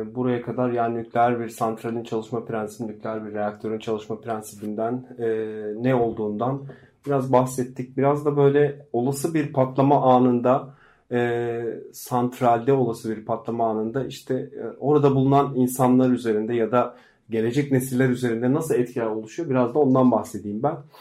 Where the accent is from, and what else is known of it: Black Sea Region, Turkey